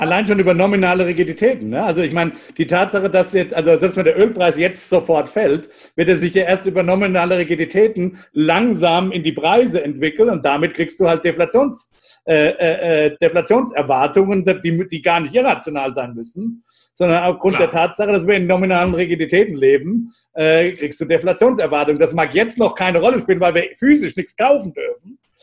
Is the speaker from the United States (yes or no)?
yes; United States